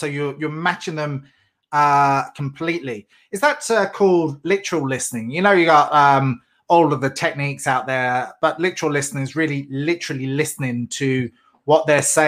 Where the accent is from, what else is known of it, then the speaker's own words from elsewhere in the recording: England, United Kingdom; moved away; I'm English